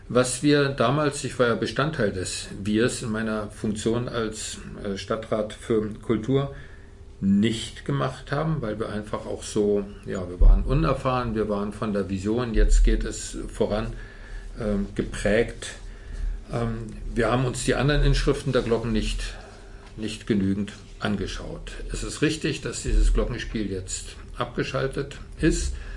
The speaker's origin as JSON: {"language": "German", "town": "Rostock", "region": "Mecklenburg-Vorpommern", "country": "Germany", "tie": "born or raised there", "also_born_or_lived": "Potsdam / Cottbus", "moved": "as an adult", "said": "geborener Rostocker"}